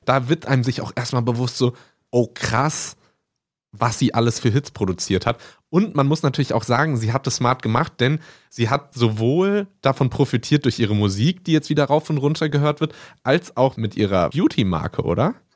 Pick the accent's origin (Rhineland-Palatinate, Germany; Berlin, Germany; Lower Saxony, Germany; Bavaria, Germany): Rhineland-Palatinate, Germany; Mainz; ich bin hier aufgewachsen in Mainz